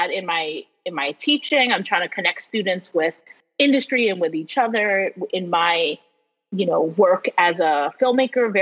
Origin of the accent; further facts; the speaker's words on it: New York, United States; moved away; also born or lived in Alabama; I'm from New York. Like, my people are from Spanish Harlem